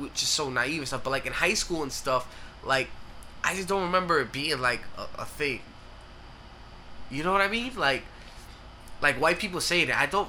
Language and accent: English; New York, United States; Growing up in New York.